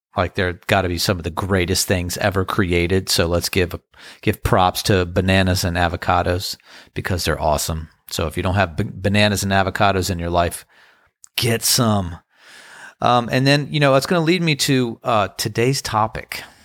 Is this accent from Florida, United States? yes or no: no; Crofton, Maryland, United States; now in Outer Banks, North Carolina, United States; growing up in Crofton, Maryland